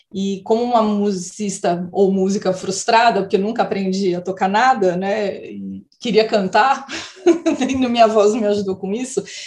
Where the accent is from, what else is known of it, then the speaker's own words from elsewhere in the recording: Casa Branca, São Paulo, Brazil; moved away; como eu morava no interior, a Gazeta não chegava, né? Então, quando eu saí de Casa Branca e fui para São Paulo